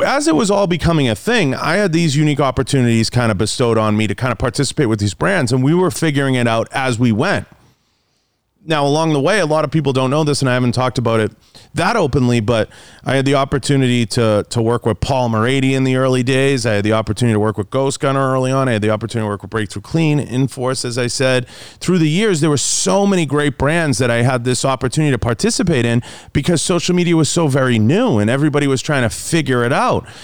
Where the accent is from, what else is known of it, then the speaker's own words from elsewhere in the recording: Boston, Massachusetts, United States; moved away; I, I grew up in Boston and, uh, and, and grew up in the city.